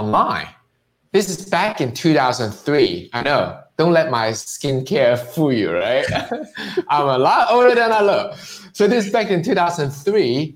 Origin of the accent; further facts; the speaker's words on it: Hong Kong; now in United States; It's because I'm Chinese, I'm from Hong Kong.